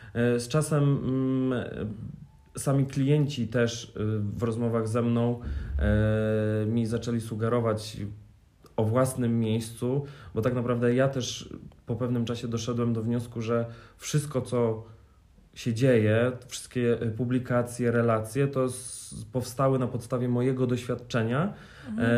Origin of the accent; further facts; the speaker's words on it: Warsaw, Masovian Voivodeship, Poland; ja jestem z Warszawy